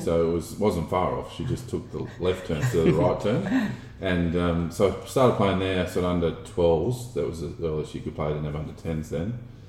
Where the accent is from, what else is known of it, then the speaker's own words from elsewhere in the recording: Gold Coast, Queensland, Australia; also born or lived in Rockhampton; I was actually born in Rockhampton. My family lived there, and they moved down to the Gold Coast when I was 6 months old, which I've been forever grateful for. So I grew up as a coastie, lived here all my life